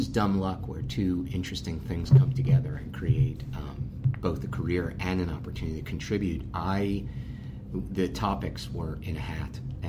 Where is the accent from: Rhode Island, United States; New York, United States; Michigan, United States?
New York, United States; New York City; I grew up here in New York City, went to college here in New York City